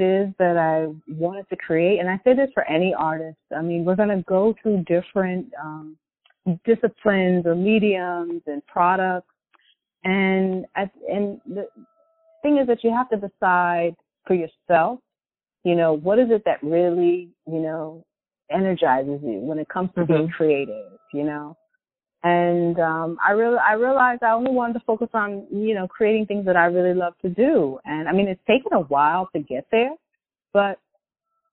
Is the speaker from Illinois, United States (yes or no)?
no; Norfolk, Connecticut, United States; moved away as an adult; now in Brooklyn, United States; I'm glad I grew up there